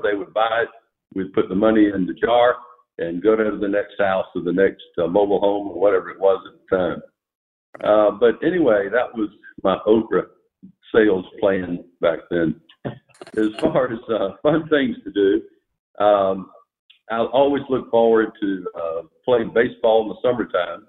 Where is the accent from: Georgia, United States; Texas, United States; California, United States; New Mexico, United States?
Georgia, United States; Rincon; also born or lived in Savannah, Georgia; growing up in Rincon was a treat